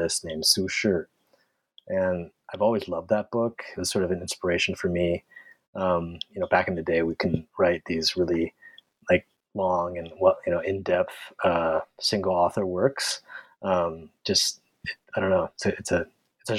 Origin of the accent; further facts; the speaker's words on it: San Francisco, California, United States; also born or lived in Santa Barbara; I grew up in San Francisco